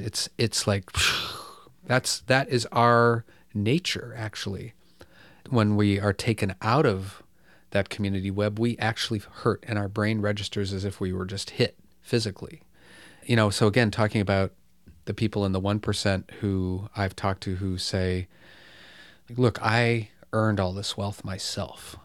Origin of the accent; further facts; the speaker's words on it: Bloomfield Hills, Michigan, United States; I grew up in, uh, a privileged suburb of Detroit, Bloomfield Hills, Michigan